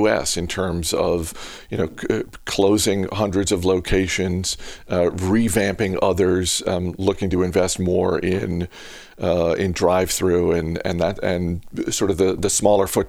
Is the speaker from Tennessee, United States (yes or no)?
no; Maine, United States; moved away; my hometown in Maine